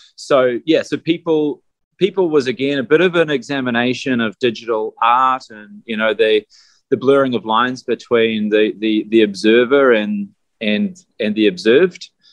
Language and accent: English; New Zealand; we're from New Zealand